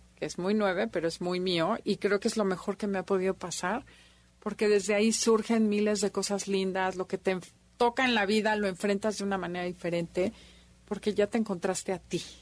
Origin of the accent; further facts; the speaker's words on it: Mexico; como mexicanos nueve que somos en general